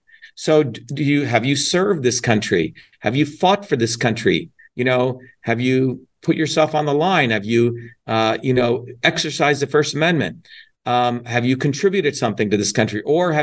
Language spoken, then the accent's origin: English; India; now in United States; I was born in India.